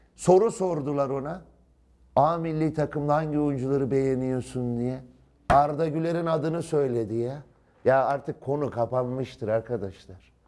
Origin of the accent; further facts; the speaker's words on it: Turkey; Ben şahsen bir Türk olarak